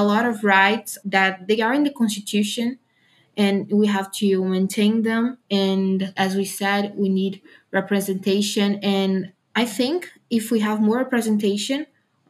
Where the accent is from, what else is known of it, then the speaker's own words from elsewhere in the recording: Camaçari, Bahia, Brazil; I'm from the city of Camaçari, that is a city close next to Salvador, in Bahia.